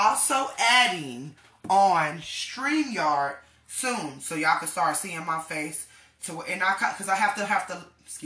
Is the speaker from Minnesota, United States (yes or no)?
no; Texas, United States; also born or lived in Denver, Colorado / Florida; I was originally born in Denver, Colorado. I do not tell a lot of people that, but I was immediately shipped off, thank God, to the South, and that's where I was raised in Texas, also in Florida